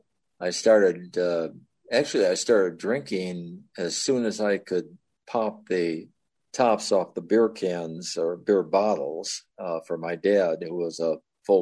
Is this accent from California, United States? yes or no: no; Chicago, Illinois, United States; moved away as an adult; also born or lived in Florida / Oklahoma City; I was raised in the Chicago area where I spent the first 25 years